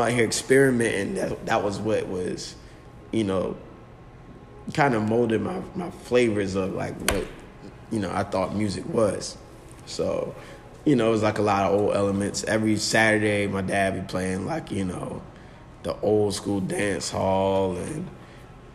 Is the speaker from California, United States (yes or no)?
no; Virginia Beach, Virginia, United States; I'm from Virginia Beach. It's like born and raised out here